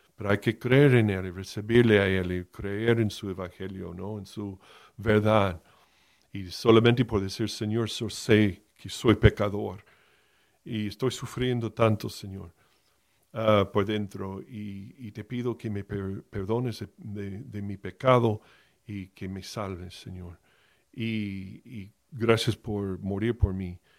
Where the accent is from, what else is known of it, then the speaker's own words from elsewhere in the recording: Miami, Florida, United States; moved away as an adult; Yo fui criado en Miami, nací en Miami de la Florida, en, del estado de Florida, en los Estados Unidos, hasta los dieciocho años